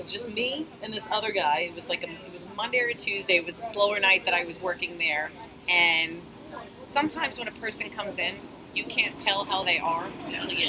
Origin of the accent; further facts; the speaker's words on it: New York City, New York, United States; from growing up in Astoria